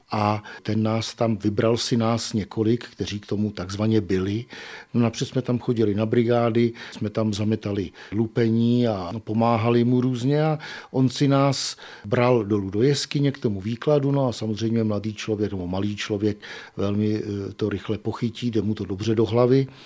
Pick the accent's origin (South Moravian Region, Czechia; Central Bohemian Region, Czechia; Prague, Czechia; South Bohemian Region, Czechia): South Bohemian Region, Czechia; Chýnov; also born or lived in Tábor; now in Písek, Czech Republic; samozřejmě jsem se narodil v táboře, ale je to Chýnov, eh, kde jsem bydlel až vlastně do svých